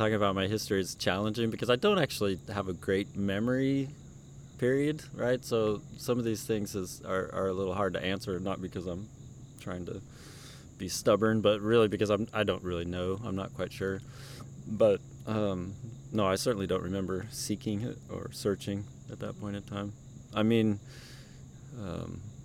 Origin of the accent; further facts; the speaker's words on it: Lincoln, Nebraska, United States; moved away as an adult; also born or lived in Washington, D.C. / Arizona; now in Georgia, United States; So I grew up in Lincoln, Nebraska. I moved there when I was a little tiny baby.